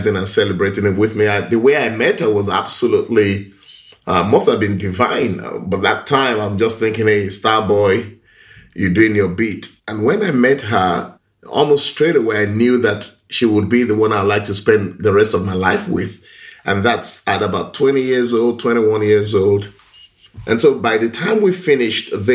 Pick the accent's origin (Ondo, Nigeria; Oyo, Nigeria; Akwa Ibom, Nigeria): Oyo, Nigeria; Ibadan; also born or lived in Lagos; I was born in Ibadan, in Oyo State in Nigeria. I schooled in Lagos. I grew up in a very stable home.